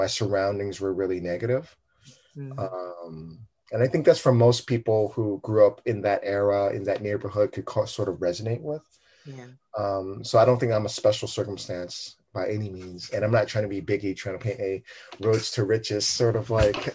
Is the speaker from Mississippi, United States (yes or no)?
no; Oakland, California, United States; I'm Vietnamese American, first generation, raised in Oakland